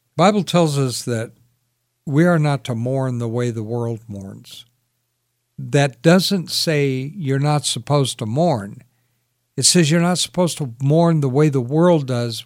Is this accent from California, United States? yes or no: yes; Sacramento, California, United States; I grew up in Sacramento